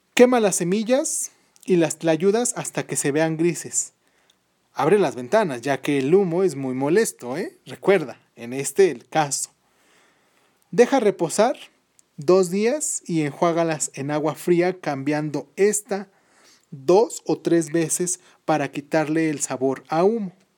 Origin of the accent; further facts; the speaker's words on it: Mexico City, Mexico; la Ciudad de México, que es mi ciudad